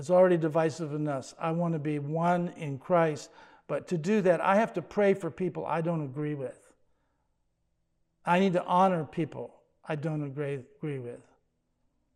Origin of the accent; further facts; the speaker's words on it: United States; he made me an American